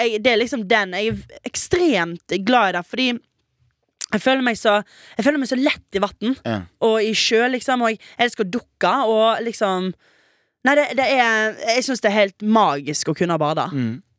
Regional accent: Western Norway, Norway; jeg er jo vestlending. Mm -hmm. Og jeg har jo vokst opp med ganske stygt vær.

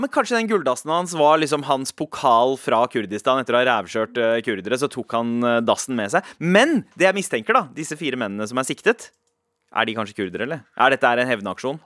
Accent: Drammen, Buskerud, Norway; der jeg kommer fra, så er det veldig populært med gull. Altså Drammen

